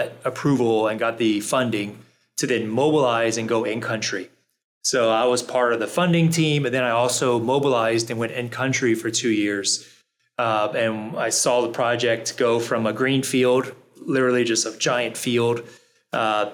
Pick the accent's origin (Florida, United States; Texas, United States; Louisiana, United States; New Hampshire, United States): Louisiana, United States; New Orleans; I'm from New Orleans